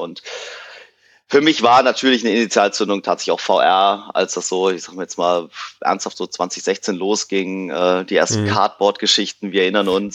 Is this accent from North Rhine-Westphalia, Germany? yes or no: yes; Cologne, North Rhine-Westphalia, Germany; aus Köln